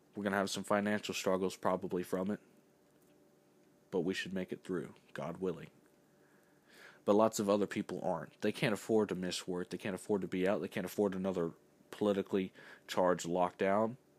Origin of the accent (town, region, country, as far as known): United States